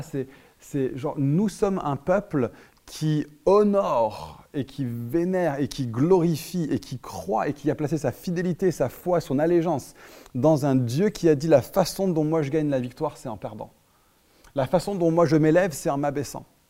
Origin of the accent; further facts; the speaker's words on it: France; on est trop réservé en tant que Français